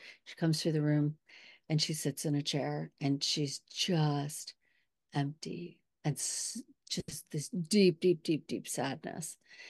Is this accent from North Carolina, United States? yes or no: no; California, United States; I grew up in Southern California after years old.